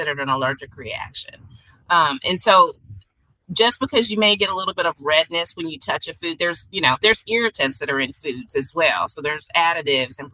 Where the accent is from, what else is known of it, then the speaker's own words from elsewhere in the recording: Arkansas, United States; now in Kansas City, United States; in Arkansas, from where I'm from, there's a lot of pine pollen